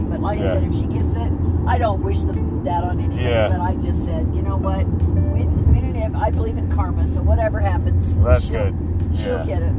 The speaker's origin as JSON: {"language": "English", "region": "the West", "country": "United States", "said": "I'm from the West."}